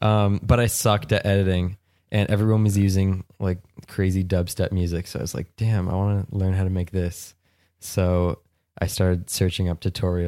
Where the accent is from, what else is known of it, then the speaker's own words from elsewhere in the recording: Prince Edward Island, Canada; I'm from Prince Edward Island, Canada. It's like the far east coast of Canada.